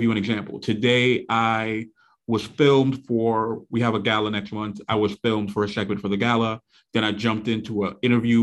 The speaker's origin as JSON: {"language": "English", "town": "New York City", "region": "New York", "country": "United States", "tie": "born or raised there", "said": "born and raised in Brooklyn, New York, still reside in the same neighborhood that I was born in. So I'm in Flatbush"}